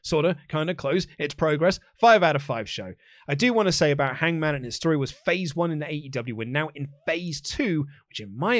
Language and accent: English; Australia; Boys, I'm an Aussie, right, but I'm also half Kiwi.